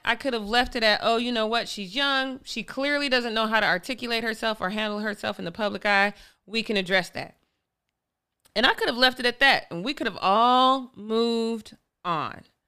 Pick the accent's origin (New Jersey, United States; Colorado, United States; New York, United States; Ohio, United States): Colorado, United States; I'm from Colorado